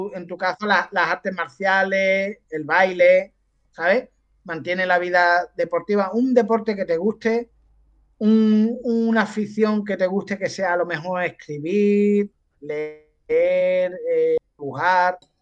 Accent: Andalusia, Spain; los andaluces somos así

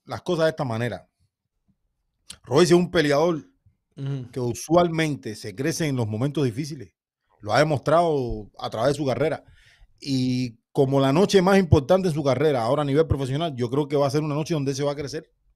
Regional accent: Cuba; Yo como cubano

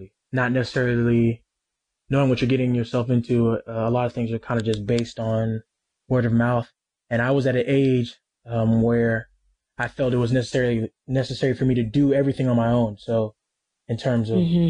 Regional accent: Texas, United States; moved away as an adult; also born or lived in Norman, Oklahoma; now in Louisville, United States; I'm from Texas. So I've been, you know, away from home for a long time

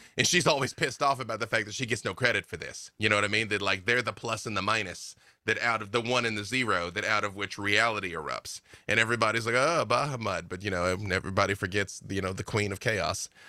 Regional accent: Arkansas, United States; I'm from Arkansas

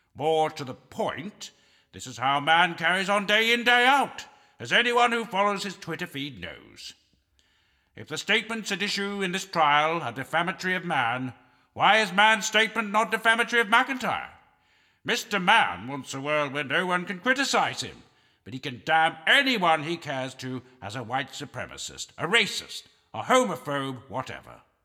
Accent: Canada; I'm a Canadian

